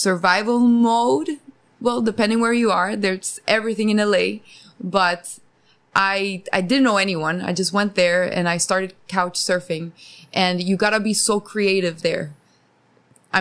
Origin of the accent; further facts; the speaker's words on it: Costa Rica; now in Los Angeles, United States; I'm from Costa Rica